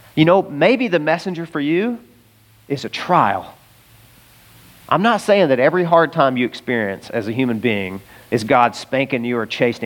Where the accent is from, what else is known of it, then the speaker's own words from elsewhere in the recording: Arkansas, United States; I'm from Arkansas